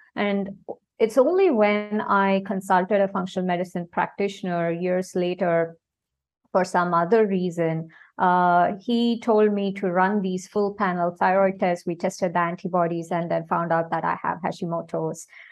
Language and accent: English; India; now in Singapore; I am basically from India and I am currently based in Singapore.